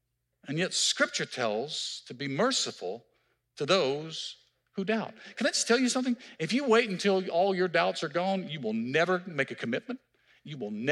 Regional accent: Mississippi, United States; now in Marietta, United States; I'm from Mississippi

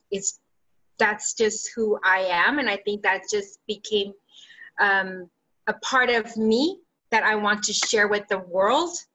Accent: California, United States; English is a second language; i learned english as a second language in third and fourth grade and then i remembered um, I grew up in the San Gabriel Valley back when, um, if you're, if that's in Southern California.

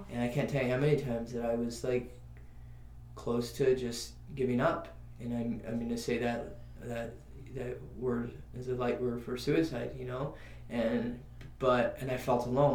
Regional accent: New Mexico, United States; now in Los Angeles, United States; I grew up in New Mexico

